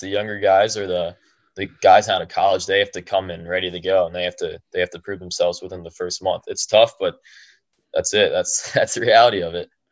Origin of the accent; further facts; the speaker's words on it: Medina, United States; People in Medina, my hometown